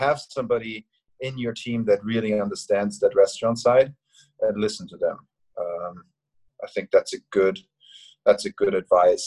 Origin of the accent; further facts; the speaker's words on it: Austria; now in Hong Kong; my hometown in Austria